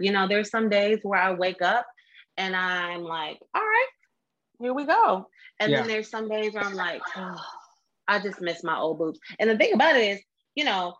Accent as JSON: {"language": "English", "town": "Oakland", "region": "California", "country": "United States", "also_born_or_lived": "Washington, District of Columbia, United States", "moved": "as an adult", "said": "I'm from Oakland. Okay. I'm from Oakland."}